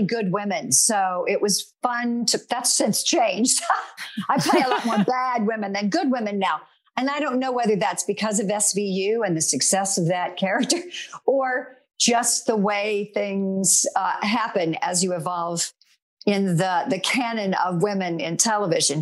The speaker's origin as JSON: {"language": "English", "region": "North Carolina", "country": "United States", "tie": "born or raised there", "moved": "yes", "said": "The church that I belonged to back in my home state of North Carolina was no longer my church"}